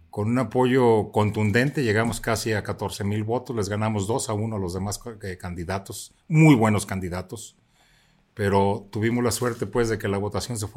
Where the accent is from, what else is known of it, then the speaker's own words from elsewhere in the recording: Zapotlanejo, Jalisco, Mexico; ayudó mucho a mi pueblo, ayudó mucho a Zapotlanejo.